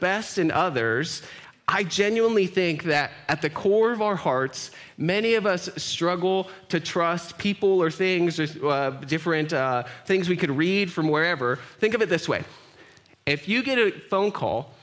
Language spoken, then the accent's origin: English; Grand Island, Nebraska, United States; I was born in Grand Island, raised there.